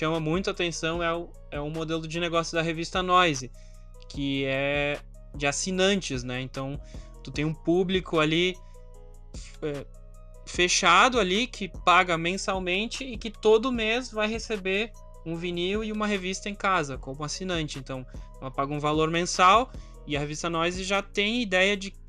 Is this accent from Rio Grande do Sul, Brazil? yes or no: yes; Caxias do Sul, Rio Grande do Sul, Brazil; born there; sou, nasci em Caxias.